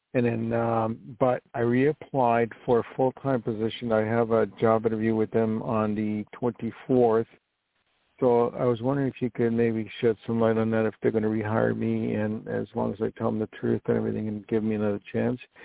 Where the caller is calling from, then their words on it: New York, United States; I'm calling from New York